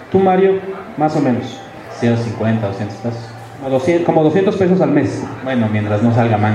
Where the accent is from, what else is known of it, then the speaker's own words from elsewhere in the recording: State of Mexico, Mexico; Vengo del Estado de México